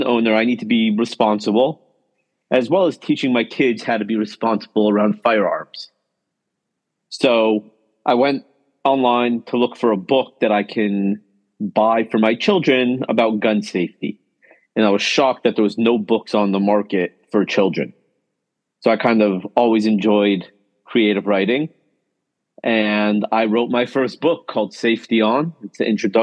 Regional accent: Los Angeles, California, United States; I grew up in Los Angeles

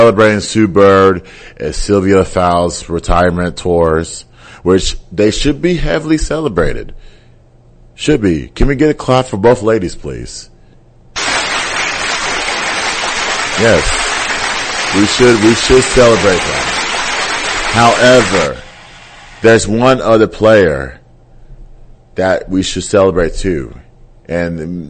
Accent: Nigeria; I'm Nigerian.

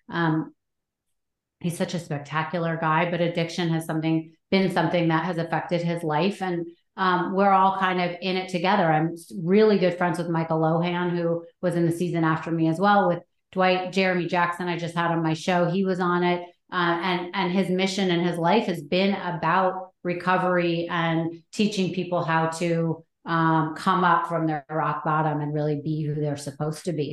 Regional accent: Anchorage, Alaska, United States; I was born in Anchorage because my parents went to Anchorage on a date

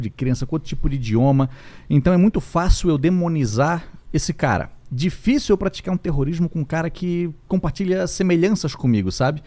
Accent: Itajaí, Santa Catarina, Brazil; a gente é de Itajaí, Santa Catarina

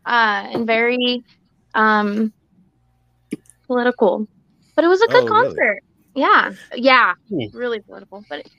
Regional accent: Central Valley, California, United States; I'm from the Central Valley. So it's like right in the middle of the state, kind of.

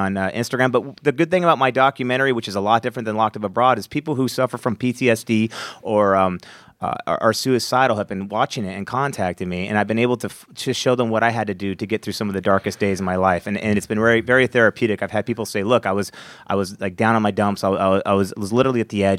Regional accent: United States; I was the only American over there.

